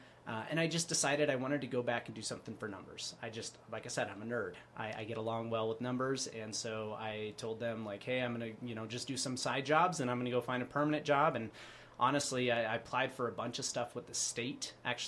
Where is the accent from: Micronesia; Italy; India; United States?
Micronesia; born there; I was born in the Federated States of Micronesia.